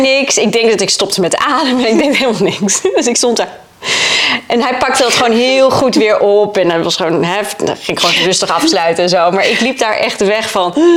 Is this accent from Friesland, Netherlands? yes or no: yes; Friesland, Netherlands; moved away as an adult; also born or lived in Leeuwarden; now in Texas, United States; Ik kom uit Friesland, dus ik woon in Leeuwarden heel prima op mijn eigen